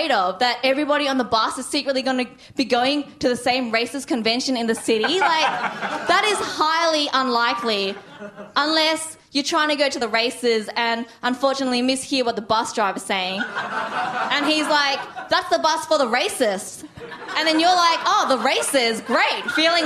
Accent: Australia; growing up in Australia

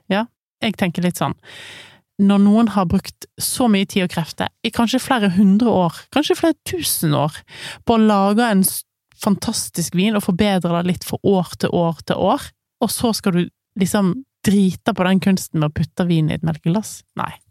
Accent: Western Norway, Norway; hjemme på Vestlandet.

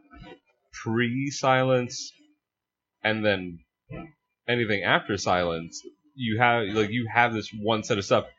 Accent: Long Island, New York, United States; I grew up on Long Island

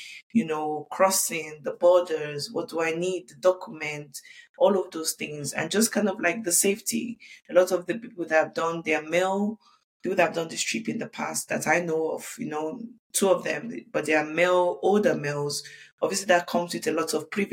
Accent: London, United Kingdom; moved away as an adult; also born or lived in Lagos, Nigeria; now in Dubai, United Arab Emirates; I grew up in the UK.

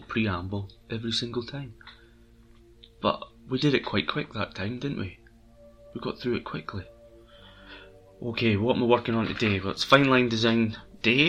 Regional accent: Scotland, United Kingdom; accent: Scottish; my Scottish accent

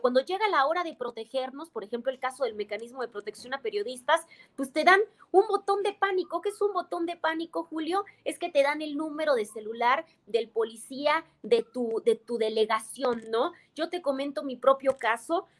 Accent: Baja California, Mexico; moved away as an adult; en este estado fronterizo, donde yo nací, de donde salí, por cierto, hace seis años

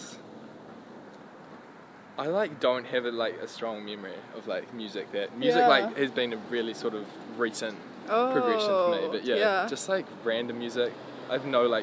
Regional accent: New Zealand; also born or lived in Sydney, Australia; I was born in Sydney, but I lived in New Zealand

